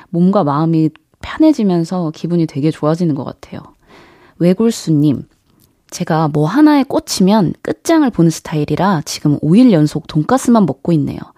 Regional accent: Jeonju, North Jeolla, South Korea; now in Seoul, South Korea; 제가 원래는 음, 사투리를 썼죠. 뭐 전주는 워낙 사투리가 억양이 센 지역은 아니긴 한데 그래도 억양 면에서 굉장히 좀 심했었거든요. 근데 이게 확실히 서울에서 이제 생활을 오래 하다 보니까 좀 자연스럽게 좀 줄어들게 되더라고요.

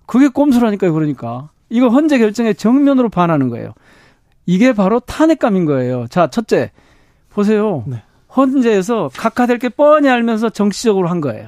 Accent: Gwangju, South Korea; 제가 광주 출신이고 광주 지역구고

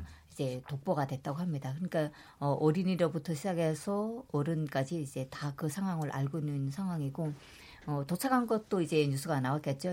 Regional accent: North Korea; now in South Korea; 제가 탈북민이기 때문에

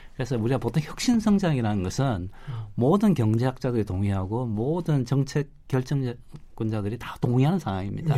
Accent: South Korea; 저는 한국 사람이지만

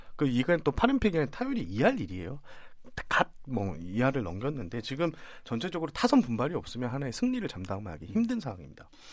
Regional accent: Changwon, South Gyeongsang, South Korea; 제가 고향이 창원인데

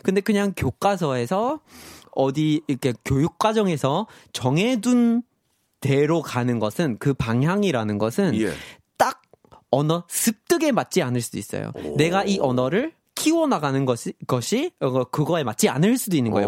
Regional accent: Vermont, United States; Korean is a second language; moved away as an adult; 저는 고향이 거기 이제 미국 동북부에 네. 버몬트라는 주가 있어요. 버몬트

